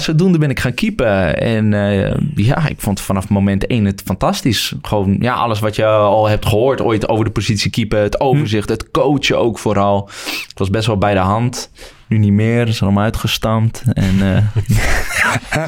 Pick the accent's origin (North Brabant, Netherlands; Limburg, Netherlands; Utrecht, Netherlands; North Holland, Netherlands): Utrecht, Netherlands; Woerden; vanuit de stad Woerden waar ik vandaan kom